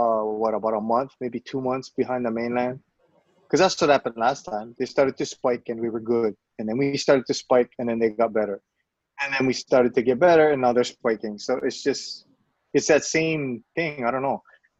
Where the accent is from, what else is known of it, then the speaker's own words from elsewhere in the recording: Hawaii, United States; Oh, no, we're from Hawaii because we're trying to get back home.